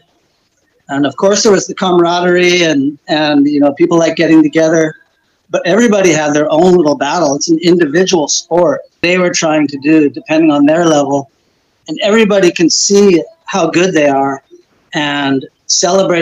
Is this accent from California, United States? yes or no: yes; Santa Cruz, California, United States; I grew up in Santa Cruz